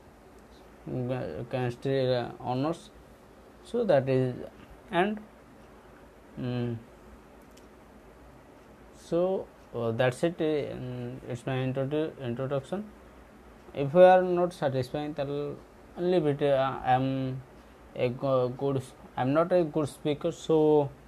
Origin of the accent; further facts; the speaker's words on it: Odisha, India; English is a second language; I'm from Odisha, India